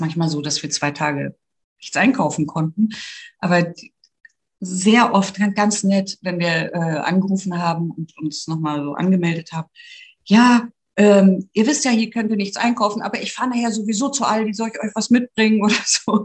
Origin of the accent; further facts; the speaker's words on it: Grimmen, Mecklenburg-Vorpommern, Germany; moved away as an adult; now in Hamburg, Germany; ich bin aus Grimmen, das ist in Mecklenburg-Vorpommern und eine Tagesetappe hinter Greifswald und liegt mhm. genau äh, auf der Via Baltica. Und ich bin dort aufgewachsen, bis zum Abitur habe ich da gewohnt